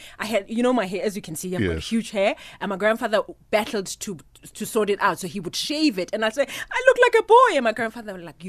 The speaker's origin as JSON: {"language": "English", "town": "Vrede", "region": "Free State", "country": "South Africa", "tie": "born or raised there", "said": "My hometown where I was born."}